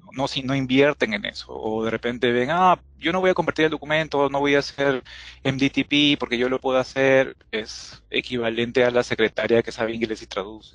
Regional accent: Peru; soy de Perú

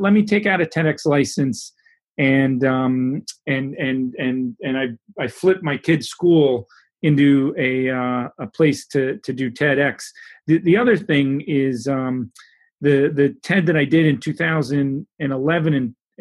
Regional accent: New York City, New York, United States; I grew up in New York City

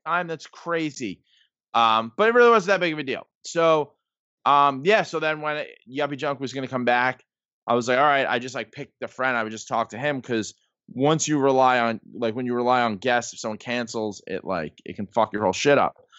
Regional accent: New York City, New York, United States; I grew up in the Bronx

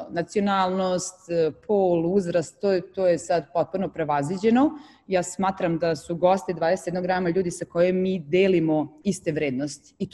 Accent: Novi Sad, Vojvodina, Serbia; now in Dubai, United Arab Emirates; kako ja dolazim iz Novog Sada i odnosno iz Vojvodine

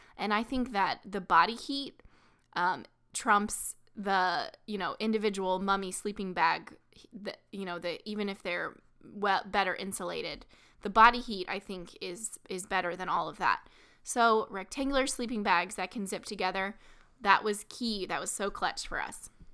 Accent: small town Missouri, United States; right in my hometown, um, basically small town Missouri

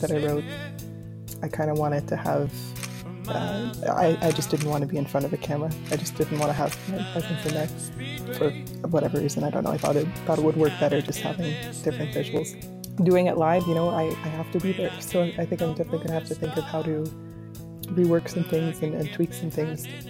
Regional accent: Nova Scotia, Canada; moved away as an adult; now in Ottawa, Canada; I'm originally from Nova Scotia, so I only moved to Ottawa 2016 when I started my master's.

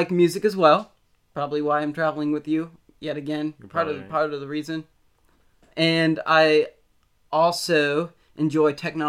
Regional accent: Pennsylvania, United States; born there; also born or lived in Indiana; I was born in Pennsylvania.

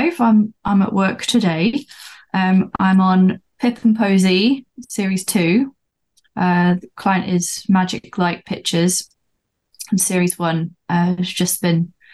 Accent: London, United Kingdom; now in Newcastle, United Kingdom; I was born in London, but I live up in Newcastle

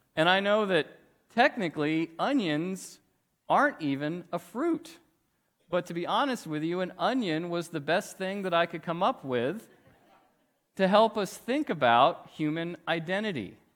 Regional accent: Weatherford, Texas, United States; I grew up in Weatherford, Texas

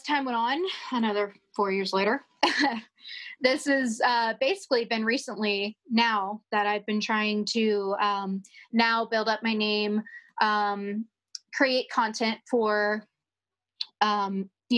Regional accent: Florida, United States; I'm from Florida, and I make content work and whatnot.

